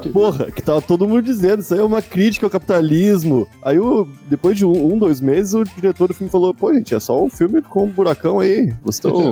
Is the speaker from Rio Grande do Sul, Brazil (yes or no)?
yes; Porto Alegre, Rio Grande do Sul, Brazil; de Porto Alegre, da minha cidadezinha onde eu nasci